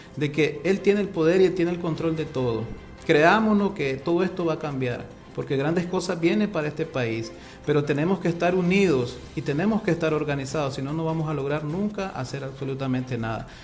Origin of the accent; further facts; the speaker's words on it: Nicaragua; somos nosotros mismos los nicaragüenses